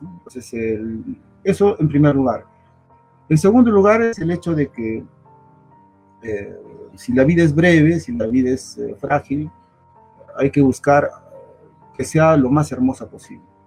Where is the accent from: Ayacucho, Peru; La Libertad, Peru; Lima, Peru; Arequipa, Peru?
Arequipa, Peru; moved away as an adult; also born or lived in Europe; Antes del 1986 que, salí del Perú